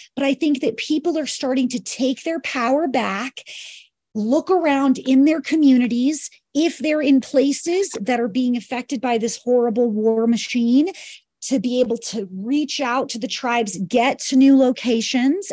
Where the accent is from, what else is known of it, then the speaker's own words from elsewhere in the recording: New York, United States; moved away as an adult; also born or lived in Kauai; I'm from New York and moved to Kauai at twenty.